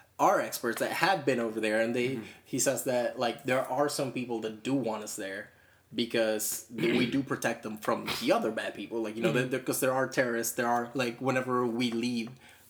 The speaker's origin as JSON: {"language": "English", "country": "Venezuela", "moved": "yes", "lives_now": "United States", "said": "We come from Venezuela"}